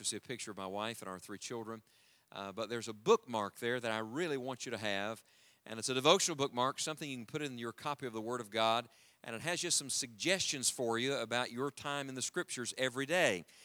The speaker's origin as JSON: {"language": "English", "region": "the mountains of West Virginia", "country": "United States", "tie": "born or raised there", "said": "I was born and raised in the mountains of West Virginia, and as a matter of fact, that's where we live now again with our family"}